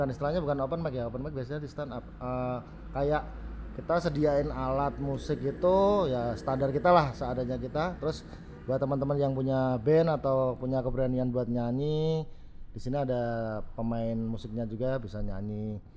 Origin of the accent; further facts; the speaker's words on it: Salatiga, Central Java, Indonesia; Karena pertama saya orang Salatiga